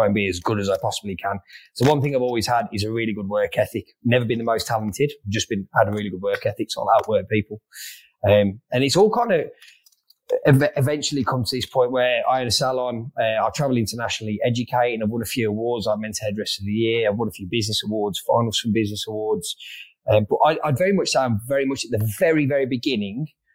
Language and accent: English; Wolverhampton, West Midlands, United Kingdom; moved away as an adult; also born or lived in Sydney, Australia; now in Melbourne, Australia; I grew up in Wolverhampton or just outside Wolverhampton, which is in the Midlands